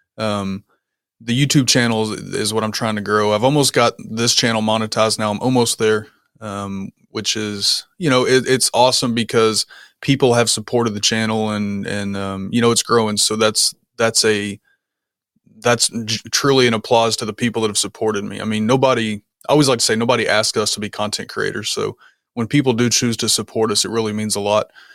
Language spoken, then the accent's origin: English; Kentucky, United States; moved away as an adult; also born or lived in Germany; I was born and raised in a small town in Kentucky that probably nobody's really heard of.